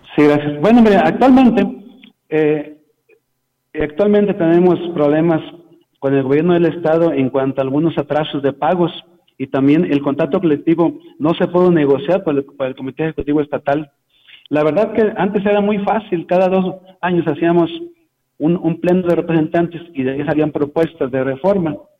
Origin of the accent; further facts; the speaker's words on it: Tamuín, San Luis Potosí, Mexico; now in San Luis Potosí, Mexico; Yo vivo aquí en San Luis Potosí, pero soy de allá de Tamuín, de Las Palmas también, de Tamuín, por allá de qué lado de Valles.